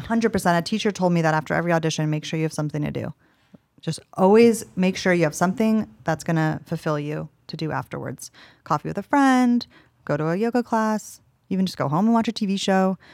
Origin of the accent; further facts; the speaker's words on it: Los Angeles, California, United States; I'm from Los Angeles, and I grew up acting